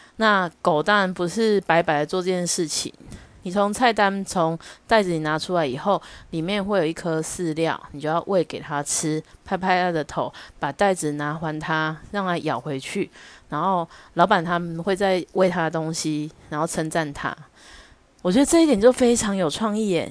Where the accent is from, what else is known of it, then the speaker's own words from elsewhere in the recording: Taichung, Taiwan; 我们台中人